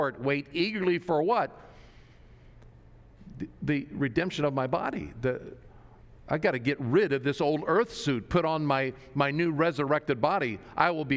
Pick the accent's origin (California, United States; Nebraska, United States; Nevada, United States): Nebraska, United States; moved away; I grew up in Nebraska, a little rural town in Nebraska